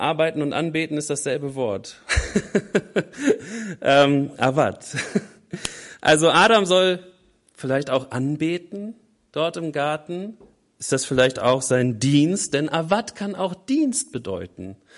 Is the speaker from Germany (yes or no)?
yes; Germany; Wir Deutschen